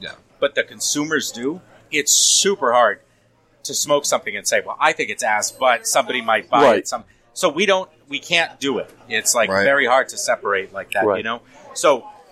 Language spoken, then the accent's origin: English; Rhode Island, United States; accent: Rhode Island; 80% of my mental energy is not sounding like I'm from Rhode Island